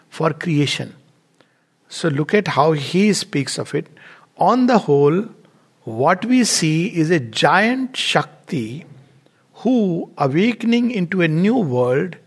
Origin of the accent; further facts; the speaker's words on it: India; Before going there, I am an Indian. Very strongly Indian.